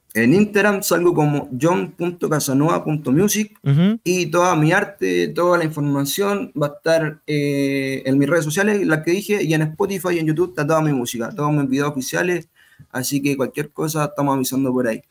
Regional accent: Chile; yo como chileno

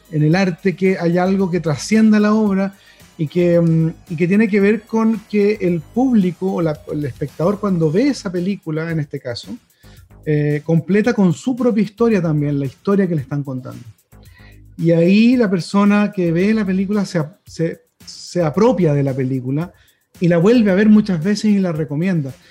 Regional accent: Chile; como chilenos y chilenas merecemos conocer a la reina

